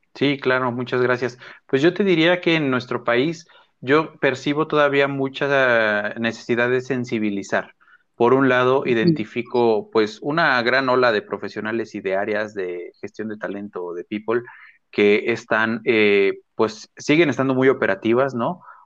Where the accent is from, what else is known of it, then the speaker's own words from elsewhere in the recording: Mexico; que tenemos ahora en México como mexicanos